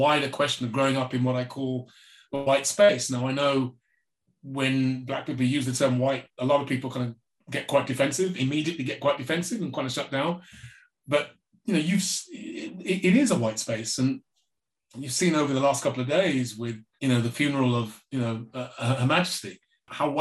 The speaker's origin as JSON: {"language": "English", "region": "England", "country": "United Kingdom", "tie": "born or raised there", "said": "growing up in England had a particular effect on my mental health"}